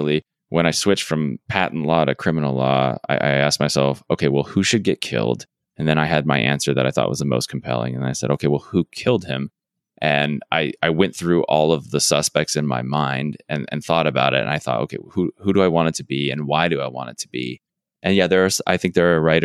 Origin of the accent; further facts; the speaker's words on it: Arizona, United States; I'm from Arizona